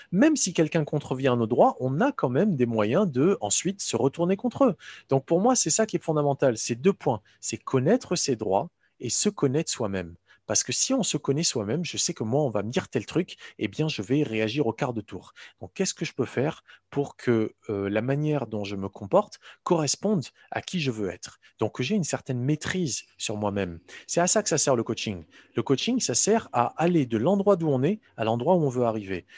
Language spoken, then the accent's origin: French; Morocco; moved away; j'ai grandi au Maroc